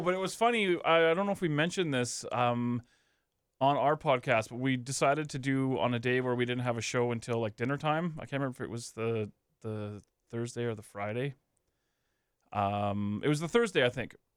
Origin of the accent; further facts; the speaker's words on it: Canada; we're Canadian